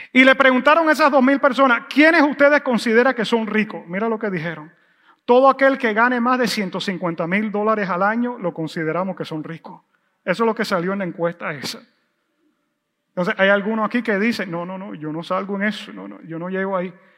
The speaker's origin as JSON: {"language": "Spanish", "country": "United States", "said": "como buen gringo y buen americano"}